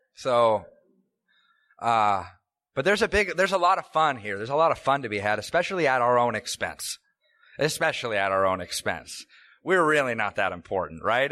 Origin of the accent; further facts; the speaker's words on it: Tacoma, Washington, United States; I grew up here in Washington, in fact. Uh, I was born in Tacoma General